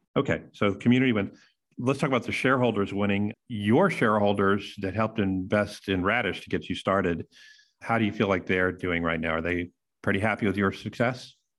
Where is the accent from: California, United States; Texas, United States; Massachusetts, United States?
Texas, United States; I'm from Texas